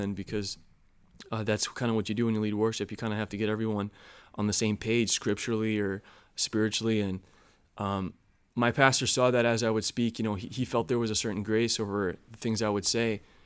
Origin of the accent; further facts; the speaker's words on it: Chicago, Illinois, United States; moved away; also born or lived in North Carolina; I grew up in Chicago.